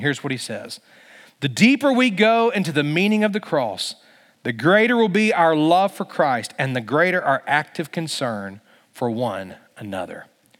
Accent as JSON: {"language": "English", "region": "Virginia", "country": "United States", "tie": "born or raised there", "said": "But I grew up in Bible Belt, Virginia."}